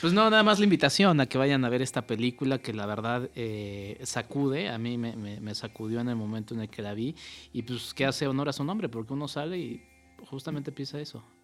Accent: Mexico City, Mexico; como buen chilango

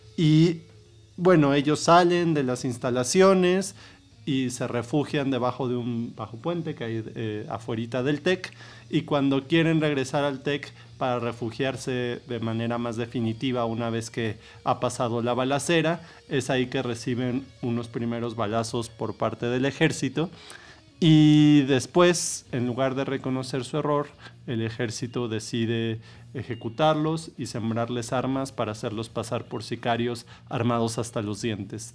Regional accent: Mexico City, Mexico; yo nací ya en la Ciudad de México

